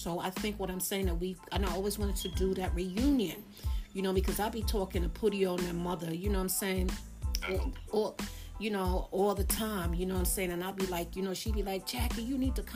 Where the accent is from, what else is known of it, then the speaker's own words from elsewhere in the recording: New York City, New York, United States; also born or lived in Rutland Plaza; I was raised around here in Crown Heights